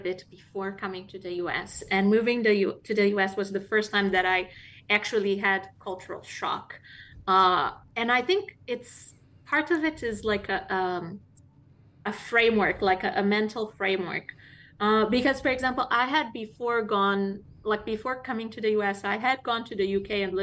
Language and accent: English; Mozambique; moved away as an adult; now in United States; I'm not from South Africa, the country. I'm from Mozambique